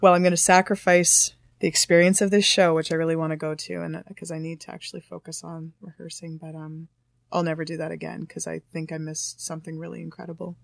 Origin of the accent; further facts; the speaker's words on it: Thunder Bay, Ontario, Canada; now in Toronto, Canada; I'm originally from Thunder Bay